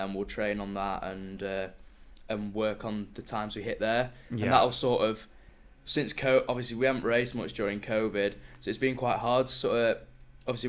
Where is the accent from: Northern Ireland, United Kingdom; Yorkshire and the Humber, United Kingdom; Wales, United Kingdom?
Yorkshire and the Humber, United Kingdom; Sheffield; moved away as an adult; now in Manchester, United Kingdom; I'm originally from Sheffield, that's my hometown.